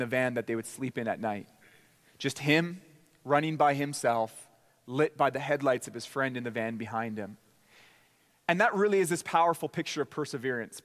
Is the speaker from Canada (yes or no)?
yes; Port Coquitlam, British Columbia, Canada; I grew up in a town in Canada called Port Coquitlam, British Columbia